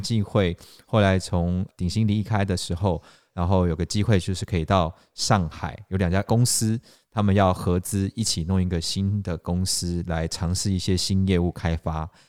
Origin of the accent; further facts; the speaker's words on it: Taiwan; moved away as an adult; also born or lived in China / Sydney; 我是土生土长的台湾人